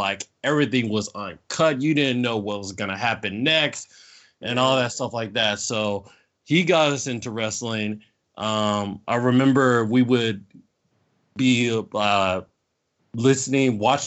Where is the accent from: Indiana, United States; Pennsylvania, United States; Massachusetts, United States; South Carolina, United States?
Indiana, United States; South Bend; also born or lived in Norcross, Georgia; now in Atlanta, United States; I'm originally from South Bend, Indiana. Moved down here about 92, 93 to here in Atlanta.